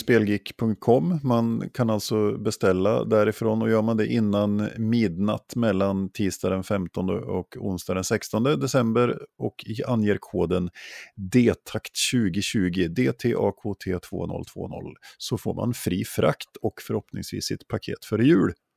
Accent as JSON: {"language": "Swedish", "region": "Jämtland", "country": "Sweden", "tie": "born or raised there", "moved": "yes", "said": "i mina hemtrakter i Jämtland"}